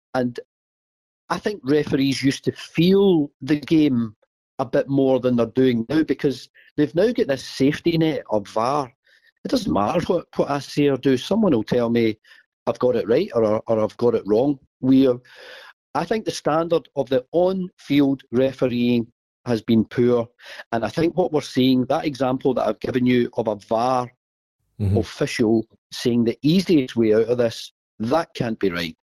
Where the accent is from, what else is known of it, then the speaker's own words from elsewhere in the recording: Glasgow, Scotland, United Kingdom; I, am born and bred in Glasgow